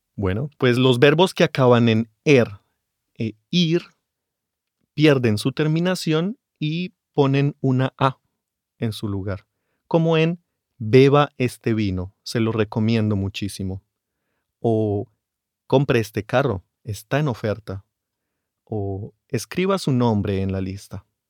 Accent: Bogotá, Colombia; mis padres ahora viven en Bogotá, yo nací en la capital y ahí la gente usa tú más que usted

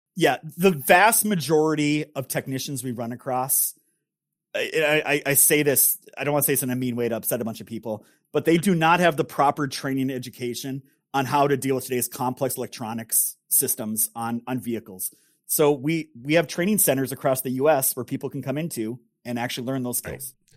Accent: northern Minnesota, United States; my great grandfather started a business in northern Minnesota, which is where I grew up

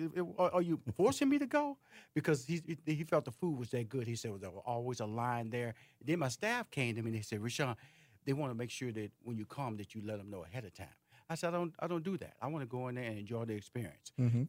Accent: Houston, Texas, United States; I'm from Houston, Texas, boy.

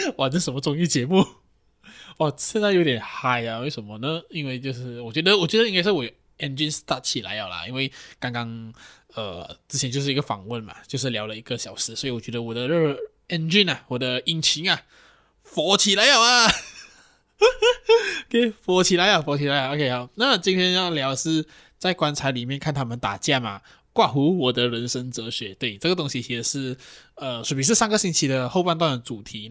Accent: Johor Bahru, Johor, Malaysia; moved away; 回去J B

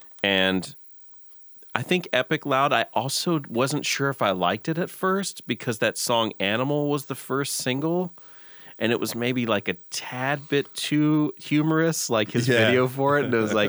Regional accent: the South, United States; this gets me every time because I come from the South and grew up in the church. So I just love that sound.

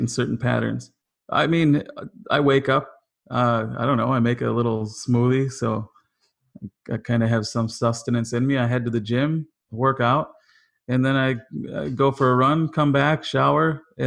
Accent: Wisconsin, United States; now in Los Angeles, United States; I'm from Wisconsin

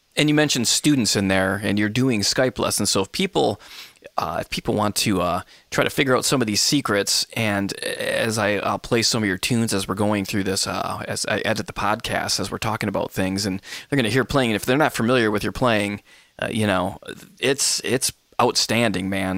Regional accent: Michigan, United States; my home state, Michigan

